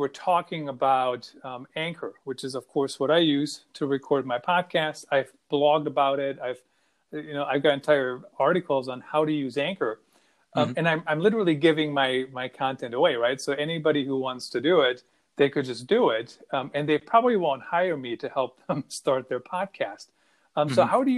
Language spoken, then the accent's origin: English; Düsseldorf, North Rhine-Westphalia, Germany; now in United States; based in my hometown of Düsseldorf, Germany